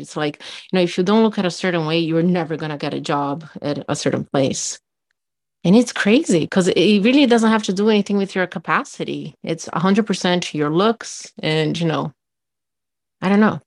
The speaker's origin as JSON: {"language": "English", "country": "Brazil", "also_born_or_lived": "Miami", "second_language": "English", "moved": "as an adult", "lives_now": "United States", "said": "I'm from Brazil"}